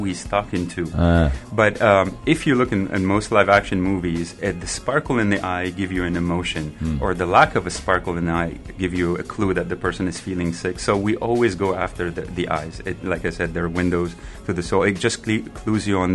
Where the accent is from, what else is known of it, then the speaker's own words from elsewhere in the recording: Beirut, Beirut Governorate, Lebanon; now in San Anselmo, United States; I'm from Achrafieh